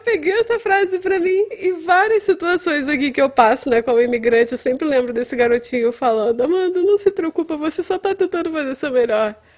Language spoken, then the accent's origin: Portuguese; Brazil; moved away as an adult; now in Winnipeg, Canada; Daquele meu jeito meio latino, inglês meio latino